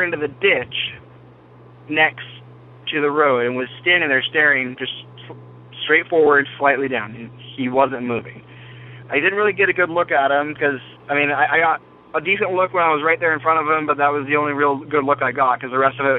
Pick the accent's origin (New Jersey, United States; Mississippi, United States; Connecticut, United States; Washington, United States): Washington, United States; I'm from Washington. I live in this little area. There's a town called East Wenatchee. And it's pretty big to me because I grew up on top of a mountain that's right nearby